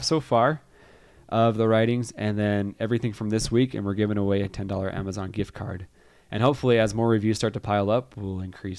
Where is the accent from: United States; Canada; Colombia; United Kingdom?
United States; Utah; what the heck did we do in the pre-existence to deserve growing up in Northern Utah in this family where my mom and dad love each other.